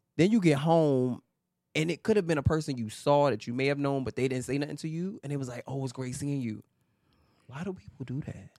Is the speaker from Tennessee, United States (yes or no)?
no; New York City, New York, United States; a Harlem, New York native. Uh, yeah, born and raised in New York